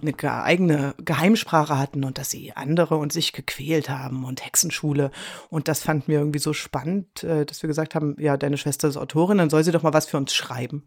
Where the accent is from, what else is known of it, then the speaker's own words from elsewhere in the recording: Leipzig, Saxony, Germany; also born or lived in Basel; now in Switzerland; Bin äh, geboren in Leipzig